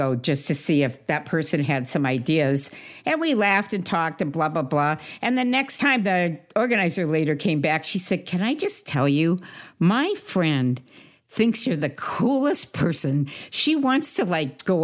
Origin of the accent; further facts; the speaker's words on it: Seattle, Washington, United States; moved away; I'm from Seattle